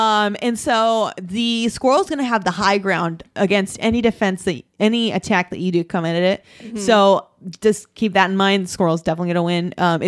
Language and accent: English; Orange County, California, United States; we are from Orange County and not say that we are an LA team either.